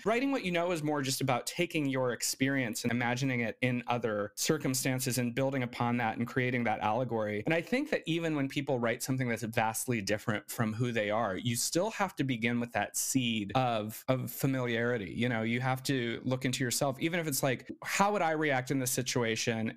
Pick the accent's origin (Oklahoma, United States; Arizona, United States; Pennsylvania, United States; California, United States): Arizona, United States; moved away; also born or lived in Gallup, New Mexico; the reservation, which was in Arizona, the closest hospital was in Gallup, New Mexico, which is where I was born